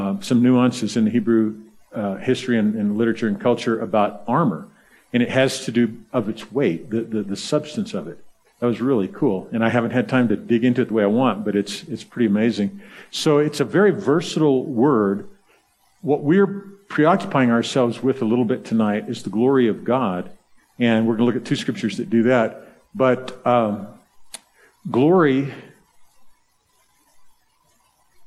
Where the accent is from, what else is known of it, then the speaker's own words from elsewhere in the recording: the South, United States; I'm from the South